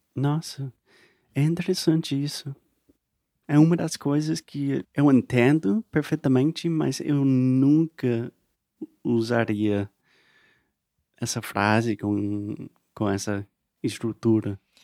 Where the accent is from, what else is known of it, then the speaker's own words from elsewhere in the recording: United States; Portuguese is a second language; eu sou americano, aprendendo português sempre, para sempre